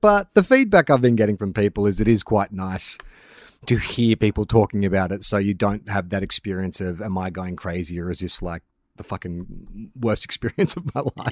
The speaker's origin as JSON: {"language": "English", "town": "Melbourne", "region": "Victoria", "country": "Australia", "also_born_or_lived": "Sydney", "moved": "yes", "said": "I'm from Melbourne originally, but I've lived in Sydney for the better part of twenty years"}